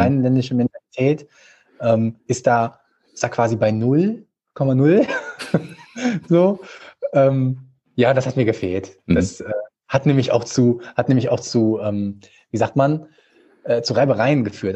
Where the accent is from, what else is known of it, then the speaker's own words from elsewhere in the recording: Düsseldorf, North Rhine-Westphalia, Germany; also born or lived in Vienna; Ich bin hier geboren, äh, in Gerresheim, ähm, also in einem Stadtteil von Düsseldorf, ganz im Osten. Und ähm, ja, äh, habe halt schon immer hier gelebt, außerhalb des einen Jahr in Wien.